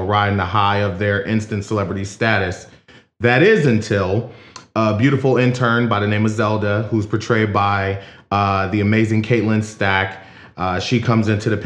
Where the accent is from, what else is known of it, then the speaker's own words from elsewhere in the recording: Philadelphia, Pennsylvania, United States; now in Kenosha, United States; I'm from Philadelphia originally. I currently live in Kenosha, Wisconsin